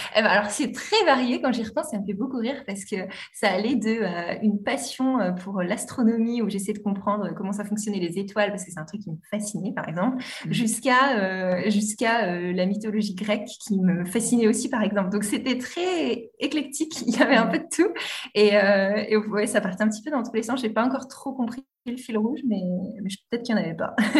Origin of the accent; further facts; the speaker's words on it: Normandy, France; j'ai passé mon enfance en Normandie